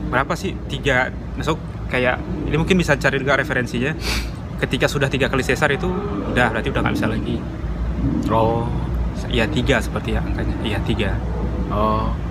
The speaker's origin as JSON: {"language": "Indonesian", "region": "Sumatra", "country": "Indonesia", "said": "karena kan kita asalnya dari Sumatera gitu"}